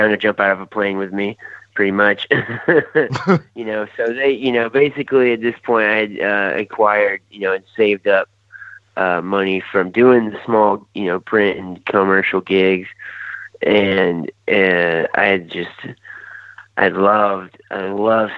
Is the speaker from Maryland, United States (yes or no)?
no; Aiken, South Carolina, United States; I'm from Aiken, South Carolina